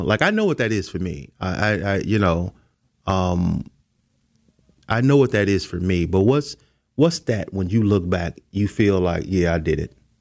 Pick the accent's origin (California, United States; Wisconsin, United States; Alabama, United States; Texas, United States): Wisconsin, United States; Milwaukee; born or raised there